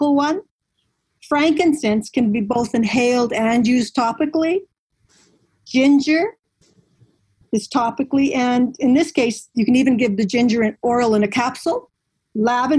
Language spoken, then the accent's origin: English; Maple Ridge, British Columbia, Canada; I grew up in Maple Ridge. That's in British Columbia in Canada.